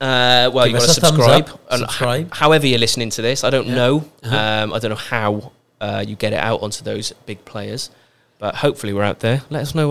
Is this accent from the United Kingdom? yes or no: yes; Wales, United Kingdom; I am Welsh.